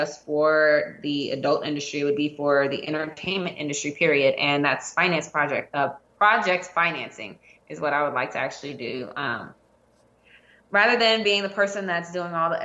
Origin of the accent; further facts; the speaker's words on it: New Orleans, Louisiana, United States; I'm originally from New Orleans